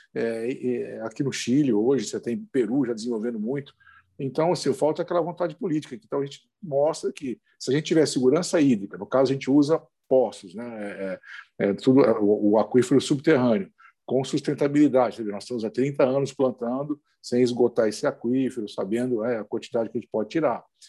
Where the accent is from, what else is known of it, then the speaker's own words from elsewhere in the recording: interior of São Paulo, Brazil; moved away as an adult; now in Rio Grande do Norte, Brazil; Eu sou do interior de São Paulo, de uma área agrícola